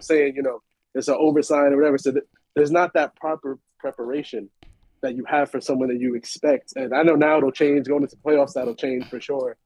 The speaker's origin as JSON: {"language": "English", "town": "New York City", "region": "New York", "country": "United States", "said": "I'm repping from Queens"}